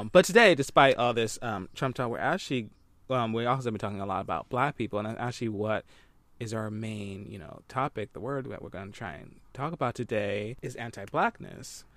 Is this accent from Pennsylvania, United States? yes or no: yes; Philadelphia, Pennsylvania, United States; I'm originally from Philly